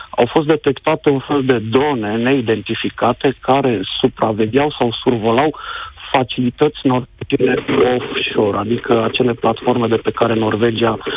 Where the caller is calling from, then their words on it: Denmark; Întâmplarea face să te sun de la nici 150 de kilometri de incidentele de la gazoductele din Marea Baltică te sunt din Danemarca